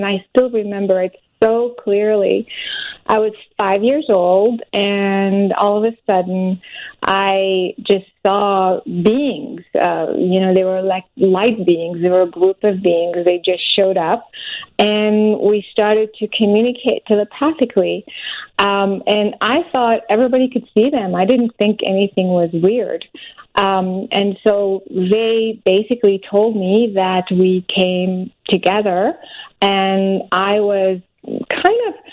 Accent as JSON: {"language": "English", "country": "France", "moved": "yes", "lives_now": "United States", "said": "I'm originally French, but I'm American now."}